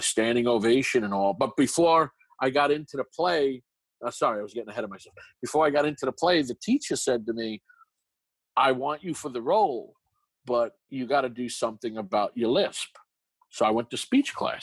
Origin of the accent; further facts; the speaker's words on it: New York City, New York, United States; accent: Brooklyn; moved away as an adult; now in Los Angeles, United States; I'm from New York, born and raised in Brooklyn. So I got this heavy Brooklyn accent with a lisp